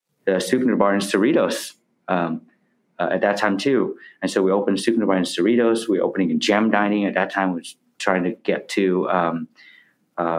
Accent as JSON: {"language": "English", "area": "the North", "region": "Northern Vietnam", "country": "Vietnam", "moved": "yes", "lives_now": "United States", "said": "I'm from the North, my family from the North."}